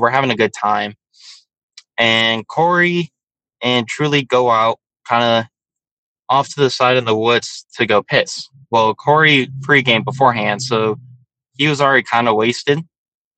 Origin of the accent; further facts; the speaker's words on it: Joshua Tree, California, United States; also born or lived in San Diego, California / West Hollywood, California; in the desert, in Joshua Tree, where I grew up at in California